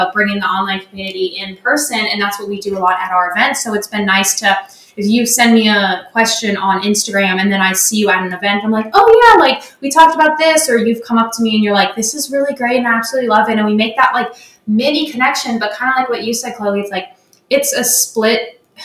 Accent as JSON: {"language": "English", "region": "Alabama", "country": "United States", "tie": "born or raised there", "said": "I grew up in Alabama"}